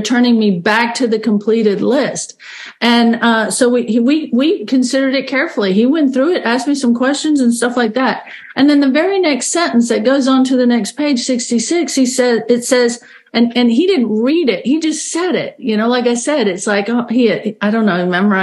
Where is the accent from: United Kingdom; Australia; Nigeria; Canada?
Australia; now in Bismarck, United States; I grew up in Australia, and it's very common in Australia to be sent away to boarding school